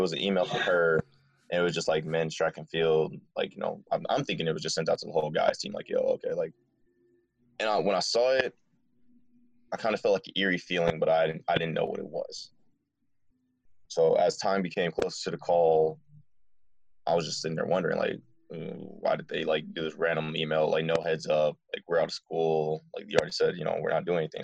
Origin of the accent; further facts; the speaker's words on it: Dearborn, Michigan, United States; I'm originally from Dearborn, Michigan